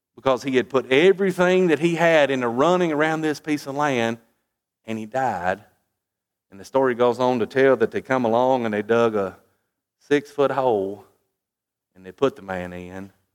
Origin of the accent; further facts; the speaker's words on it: United States; as an American